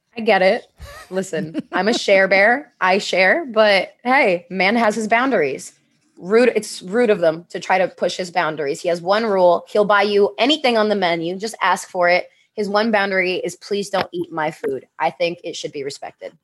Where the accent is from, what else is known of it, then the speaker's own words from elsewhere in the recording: New York, United States; moved away as an adult; now in Los Angeles, United States; I grew up in New York, too